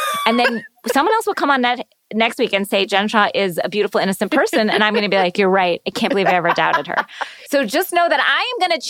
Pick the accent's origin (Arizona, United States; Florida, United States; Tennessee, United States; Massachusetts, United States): Florida, United States; I'm from Florida.